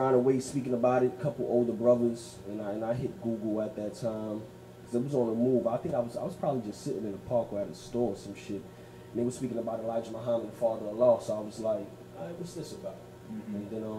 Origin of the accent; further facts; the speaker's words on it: Brooklyn, New York, United States; I'm from here in Brooklyn. I'm an artist from Brooklyn.